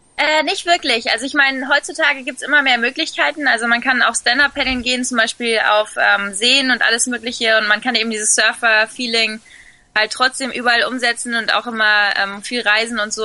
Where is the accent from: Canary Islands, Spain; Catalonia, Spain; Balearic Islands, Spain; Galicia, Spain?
Canary Islands, Spain; Fuerteventura; born or raised there; also born or lived in Sylt, Germany